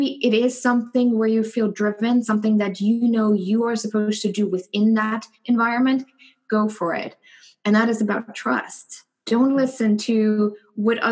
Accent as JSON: {"language": "English", "country": "Germany", "tie": "born or raised there", "also_born_or_lived": "New York / San Francisco / Dallas", "moved": "as an adult", "lives_now": "Indianapolis, United States", "said": "growing up in Germany"}